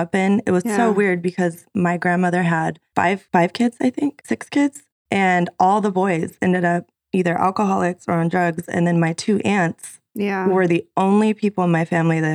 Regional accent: Riverside, California, United States; also born or lived in San Bernardino, California / Las Vegas, Nevada; I was raised in San Bernardino until I was about 5 years old. I came to Riverside.

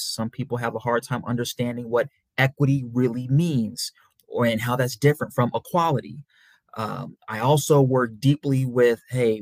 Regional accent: St. Louis, Missouri, United States; also born or lived in Memphis, Tennessee; I'm from St. Louis, Missouri, by way of Memphis, Tennessee.

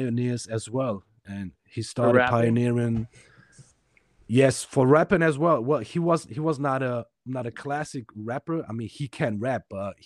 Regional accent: Germany; also born or lived in Romania; basically I'm from Romania, so I moved to Germany when I was 5 years old

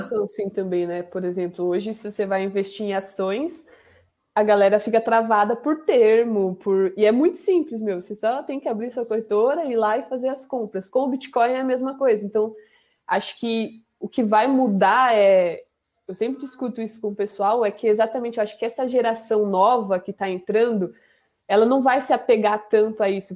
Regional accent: Camanducaia, Minas Gerais, Brazil; sou de Minas, né? De Camanducaia

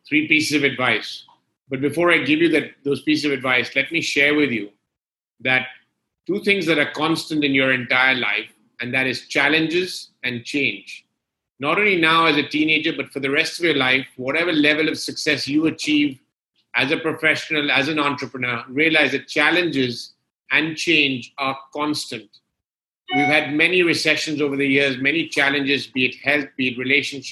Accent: London, United Kingdom; moved away as an adult; also born or lived in Gulf region; I was born and brought up in London

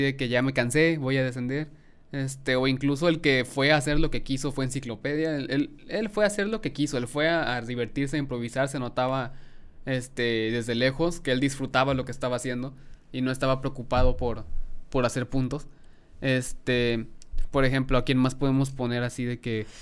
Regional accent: Mexico; yo como mexicano

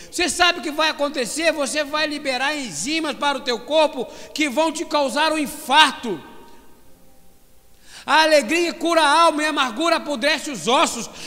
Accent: Brazil; Eu falo agora como brasileiro.

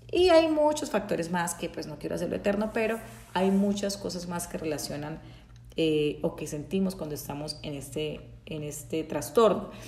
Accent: Bucaramanga, Santander, Colombia; yo soy colombiana, eh, para los que no, no saben, soy colombiana, nací en Bucaramanga, Titre fue en, en, Santander, Colombia

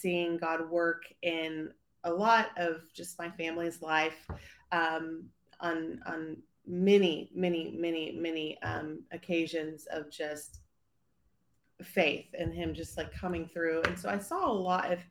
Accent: Abilene, Texas, United States; moved away as an adult; also born or lived in Dallas, Texas; I grew up in Abilene, Texas

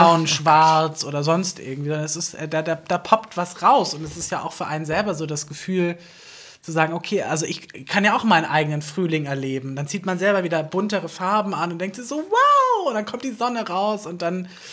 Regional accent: Southern Germany, Germany; ich ja aus dem Süden. Also allgemein der Süddeutsche an sich

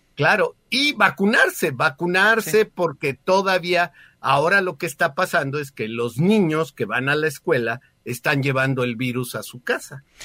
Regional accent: Mexico; como ciudadanos mexicanos

